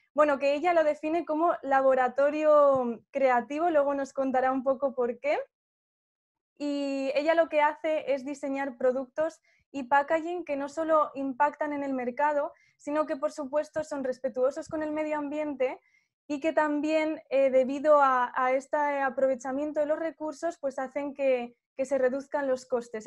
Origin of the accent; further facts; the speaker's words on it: Zaragoza, Aragon, Spain; also born or lived in Daroca; yo soy de Zaragoza